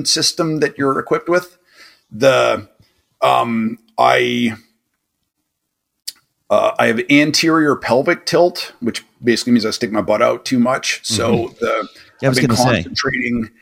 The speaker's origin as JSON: {"language": "English", "region": "New York", "country": "United States", "moved": "yes", "said": "as a New Yorker"}